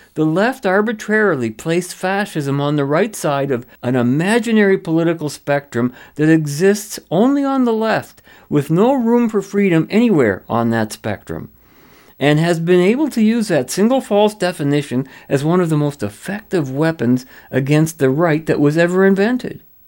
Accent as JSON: {"language": "English", "country": "Canada"}